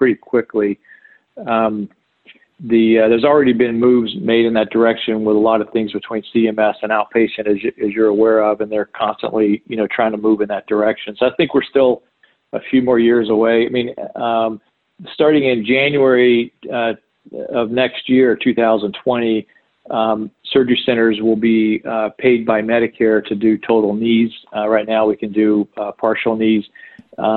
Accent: Jacksonville, Florida, United States; I grew up in Florida. Born and raised in Jacksonville, Florida

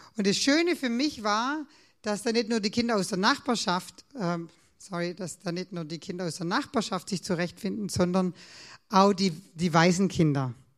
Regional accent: Swabia, Germany; Als Schwabe

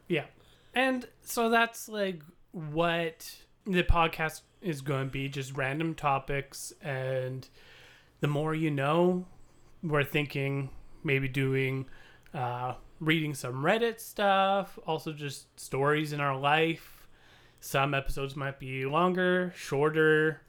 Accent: Canada; we're Canadian

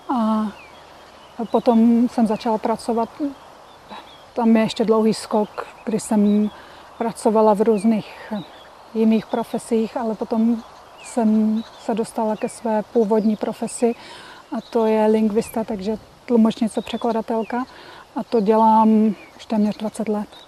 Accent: Czechia; moved away

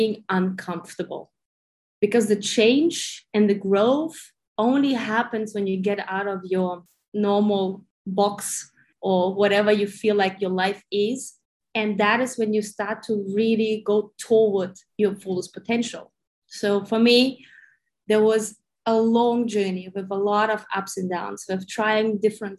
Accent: Germany; moved away as an adult; also born or lived in Ukraine / Sydney, Australia; I was born in Ukraine. I grew up in Germany, spent like 30 years almost in Germany.

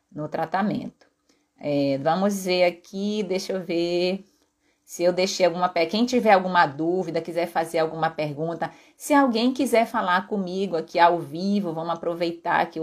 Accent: Vitória, Espírito Santo, Brazil; Eu sou de Vitória, moro em Vitória.

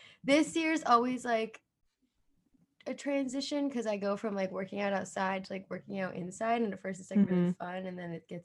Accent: New Jersey, United States; accent: Jersey; Jersey. I feel like my accent really comes out on that word.

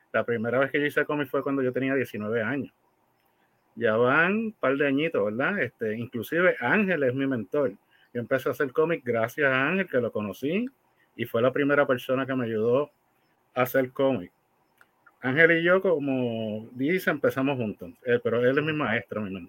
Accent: Fajardo, Puerto Rico; Pues de donde yo soy.

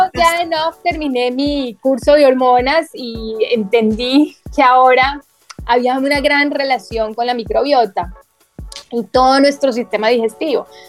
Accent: Bogotá, Colombia; also born or lived in Medellín; yo me crié gran parte de mi infancia en Bogotá, a las afueras de Bogotá

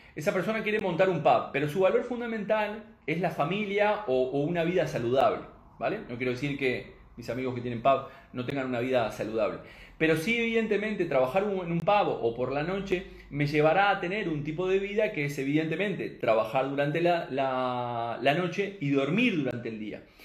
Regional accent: Uruguay; now in Spain; soy nacido en Uruguay, pero este, eh, aquí en España

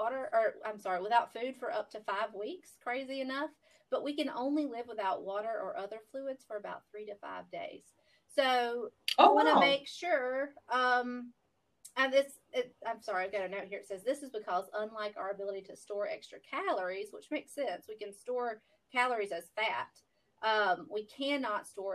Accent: the South, United States; We're from the South

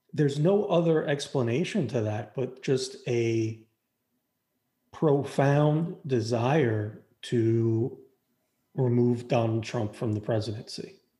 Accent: Florida, United States; we're both from Florida

